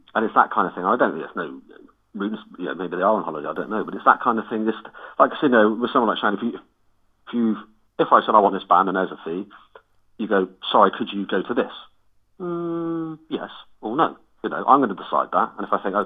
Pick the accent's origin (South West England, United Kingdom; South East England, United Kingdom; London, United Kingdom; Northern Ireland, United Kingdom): South West England, United Kingdom; Cheltenham; we're from Cheltenham, we're not a big band